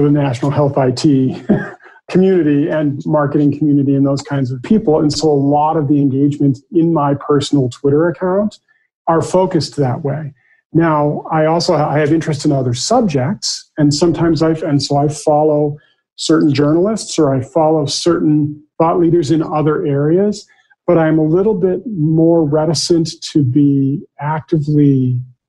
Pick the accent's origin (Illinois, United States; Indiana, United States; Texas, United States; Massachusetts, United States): Massachusetts, United States; moved away; I'm originally from Massachusetts